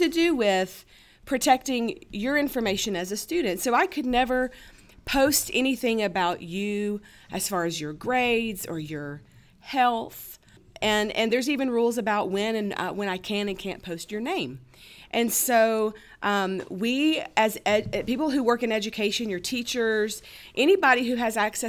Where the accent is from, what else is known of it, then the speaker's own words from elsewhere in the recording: Mississippi, United States; growing up, I grew up in Mississippi